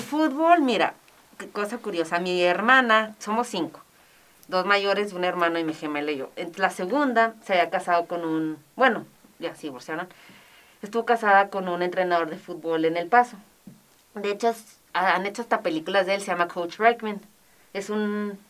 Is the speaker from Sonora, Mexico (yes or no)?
no; Ciudad Juárez, Chihuahua, Mexico; moved away as an adult; also born or lived in Madrid, Spain; soy mexicana, pero hablo muy buen inglés. Claro, porque aquí estuve en el Teresiano, estuve en Loreto, en UTEP, en el TEC